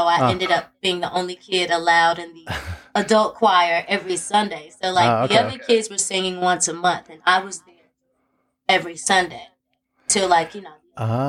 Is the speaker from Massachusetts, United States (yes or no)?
no; Memphis, Tennessee, United States; I grew up in Memphis, but I was a church kid